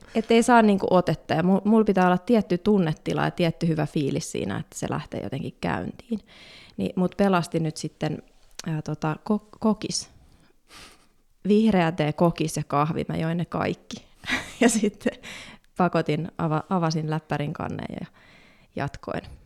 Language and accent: Finnish; Helsinki, Uusimaa, Finland; mä oon kasvanut Pohjois-Haakassa